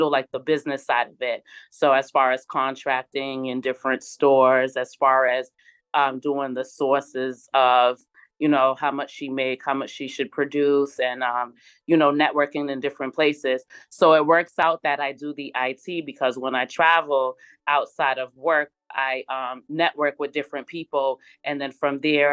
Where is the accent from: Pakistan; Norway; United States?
United States; Boston, Massachusetts; moved away; I'm from Boston, Massachusetts, born and raised